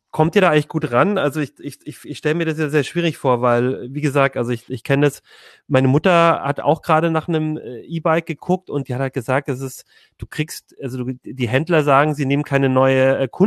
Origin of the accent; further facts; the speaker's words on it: Ulm, Baden-Württemberg, Germany; Also ich komme aus Ulm zum Beispiel und es liegt halt so äh